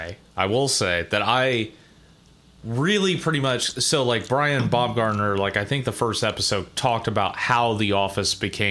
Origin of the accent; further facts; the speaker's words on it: Ohio, United States; I grew up in Ohio. I was born and raised in Ohio.